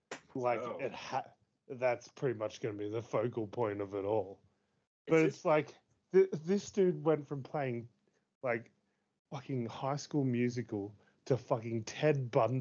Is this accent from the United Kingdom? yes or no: yes; United Kingdom; Lol, I'm British, so I'm kind of charming anyway.